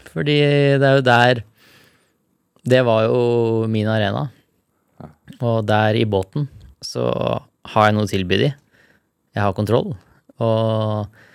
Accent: Larvik, Vestfold, Norway; der jeg vokste opp, og der jeg har tatt mest bilder, er en eh, surfespot utafor Larvik

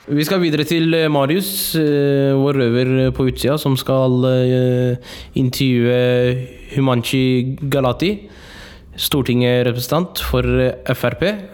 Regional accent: Oslo, Norway; hovedstaden der jeg kommer fra, Oslo

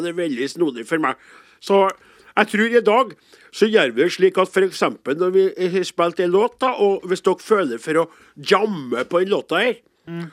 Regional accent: Namdalen, Trøndelag, Norway; jeg er fra Namdalslandet i Nord-Trøndelag

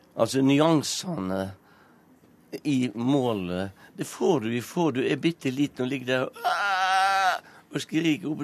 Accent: Strilelandet, Vestland, Norway; accent: striledialekt; first language Norwegian (Strile dialect); jeg snakker jo eh, mitt morsmål, som er en striledialekt.

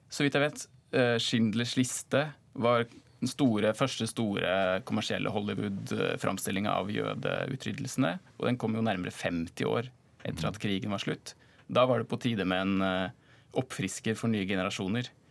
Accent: Norway; Som nordmann da, eller fra et norsk perspektiv

